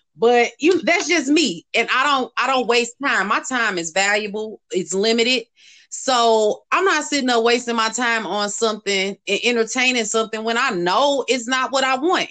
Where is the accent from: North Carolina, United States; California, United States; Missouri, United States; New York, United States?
Missouri, United States; St. Louis; moved away; St. Louis in, in my hometown